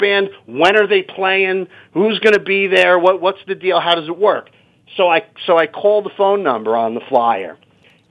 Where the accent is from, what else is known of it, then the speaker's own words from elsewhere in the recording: New Jersey, United States; there was a little rock and roll shop in town where I grew up in New Jersey